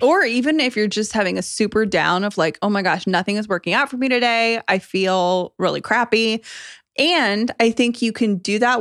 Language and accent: English; United States